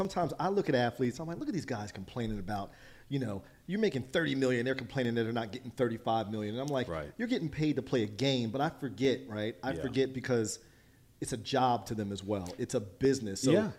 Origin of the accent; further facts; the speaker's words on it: Trenton, United States; I grew up in Trenton, and we were called the Trenton Tornadoes as our high school football team.